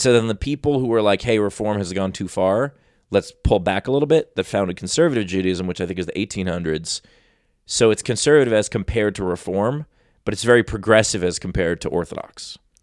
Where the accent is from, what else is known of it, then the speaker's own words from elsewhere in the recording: New York City, New York, United States; moved away; East Coast, born and raised in New York City